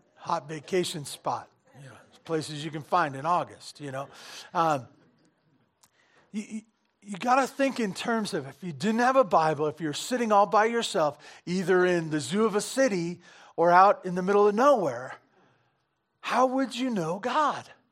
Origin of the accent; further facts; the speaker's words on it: Santa Barbara, California, United States; I grew up in Santa Barbara, you know, s, surfing